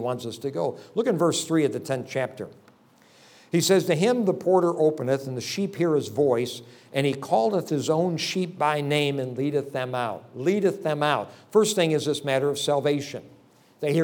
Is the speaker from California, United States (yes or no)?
no; Palmyra, New York, United States; Went back there and started a church in an area that I grew up in.